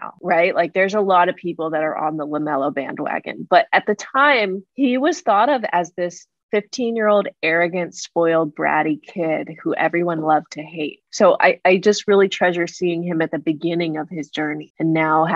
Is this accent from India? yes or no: no; California, United States; I'm from Cali